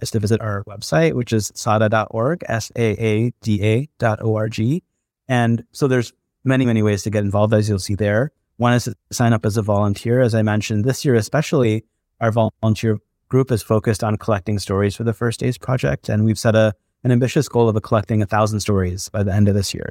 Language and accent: English; Michigan, United States; also born or lived in India; I grew up for the most part in Michigan, that's where I was born and brought up